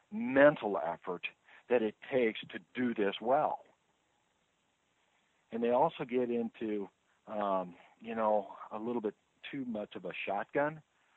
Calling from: Overland Park, Kansas, United States; Oh, I'm in the Kansas City, Missouri area. There's a suburb of Overland Park, which is in the southwest quadrant of the metro area.

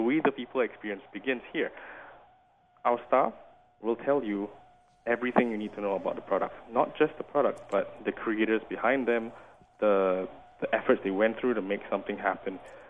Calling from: St. Louis, Missouri, United States; I'm calling you from St. Louis.

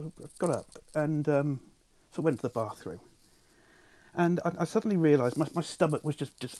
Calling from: Swindon, South West England, United Kingdom; I'm calling you from Swindon.

